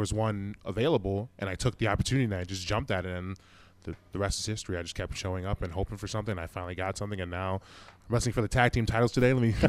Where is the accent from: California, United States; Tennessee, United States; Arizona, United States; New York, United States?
New York, United States; Buffalo; Yeah, I'm from Buffalo, yeah. You're from Buffalo. Buffalo, New York, yeah.